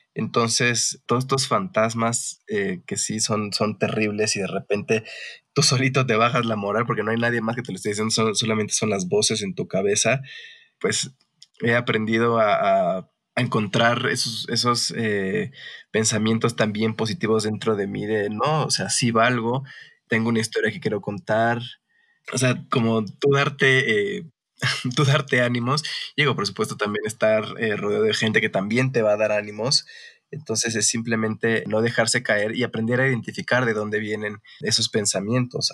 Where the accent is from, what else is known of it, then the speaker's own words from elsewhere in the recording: Mexico; como mexicanos